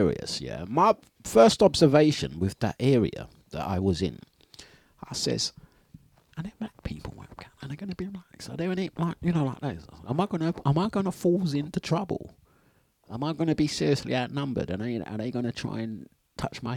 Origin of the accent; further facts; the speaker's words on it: London, United Kingdom; You can tell we're from East